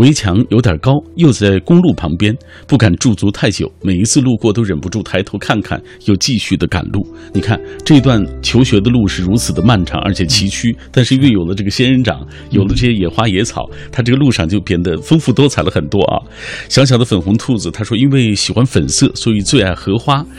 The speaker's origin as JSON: {"language": "Chinese", "region": "Northwest China", "country": "China", "said": "咱们西北人"}